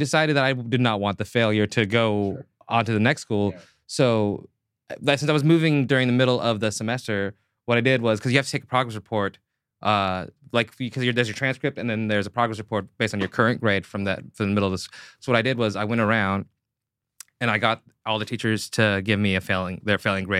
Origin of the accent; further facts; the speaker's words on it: Seattle, Washington, United States; It was my junior year in high school, and I was moving schools from like Seattle city proper to like North Seattle suburb fucking bullshit area.